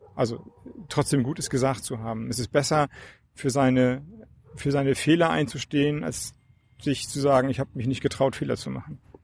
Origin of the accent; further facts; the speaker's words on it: Flensburg, Schleswig-Holstein, Germany; ich komme ja aus Flensburg, dänische Grenze